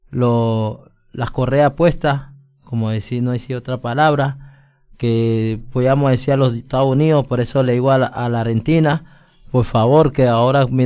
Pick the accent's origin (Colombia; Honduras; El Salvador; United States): Colombia; muchas gracias otra vez acá como colombianos y lo conocí a mi amigo